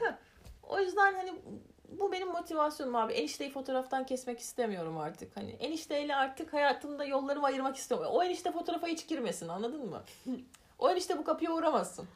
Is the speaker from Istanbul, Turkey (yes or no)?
no; Elazığ, Elazığ Province, Turkey; Elazığlıyım bir kere.